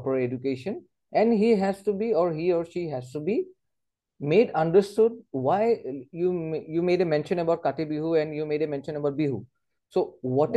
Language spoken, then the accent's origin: English; Assam, India; I'm from that place and I've grown from that place